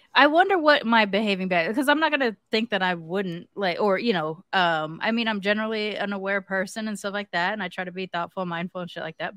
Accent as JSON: {"language": "English", "region": "California", "country": "United States", "said": "I'm from California"}